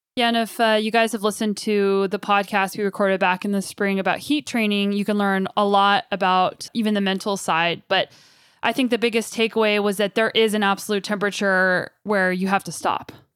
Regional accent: Kelowna, British Columbia, Canada; my hometown of Kelowna, British Columbia

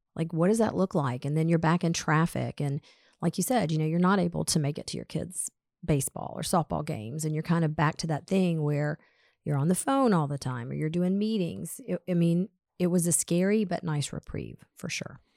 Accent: Atlanta, Georgia, United States; we grew up in Atlanta

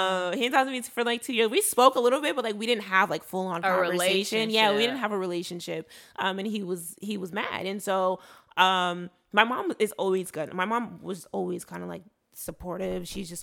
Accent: Nigeria; I'm Igbo from Nigeria. So we had Igbo classes, we had computer classes

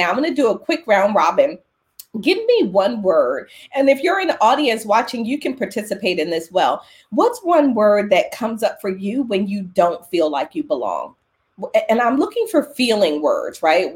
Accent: Philadelphia, Pennsylvania, United States; I was born in Philadelphia

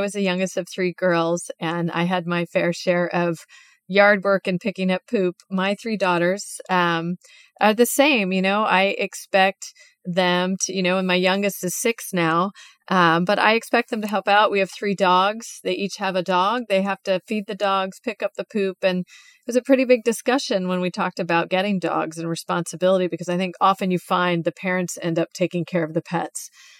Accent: California, United States; when we eventually moved to California and growing up in California.

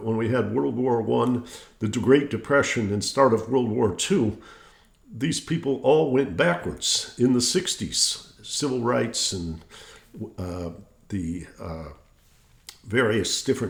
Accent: Detroit, Michigan, United States; growing up in Detroit, it didn't get better.

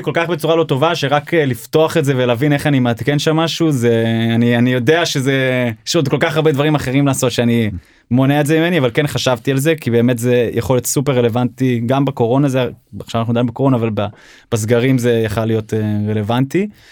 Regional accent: Seattle, Washington, United States; also born or lived in Israel; now in Tel Aviv, Israel; נולדתי בארץ, אבל גדלתי בארצות הברית, בגיל שבע, המשפחה שלי עברה לסיאטל, ארצות הברית

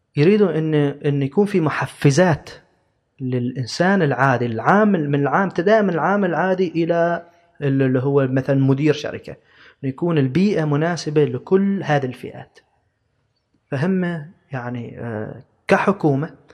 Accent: Oman; نحن كدولة كشعب كعمانيين

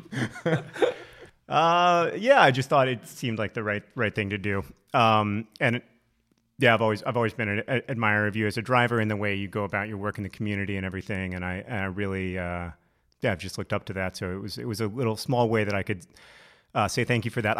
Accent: Alabama, United States; I grew up in Alabama

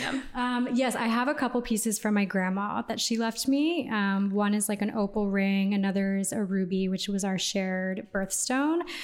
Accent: Houston, Texas, United States; moved away as an adult; also born or lived in New York; now in Los Angeles, United States; I'm from Houston. Okay. So I'm a Texan by heart, but I've been out of Houston for 11 years now.

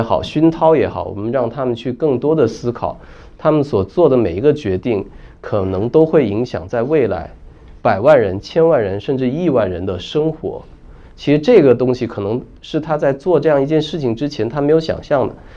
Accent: Guangdong, China; moved away; also born or lived in Shenzhen; 我是潮汕人，我老家那边有个地方叫桂宇

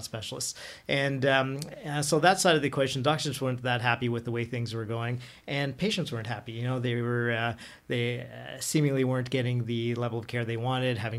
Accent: Ottawa, Ontario, Canada; also born or lived in Toronto; moving back to Ottawa, which I'm born and raised

